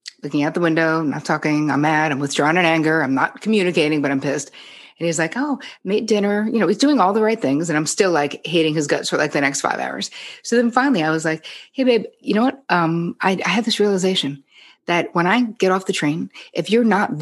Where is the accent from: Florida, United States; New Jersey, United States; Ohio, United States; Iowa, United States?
New Jersey, United States; now in New York, United States; I'm from Jersey.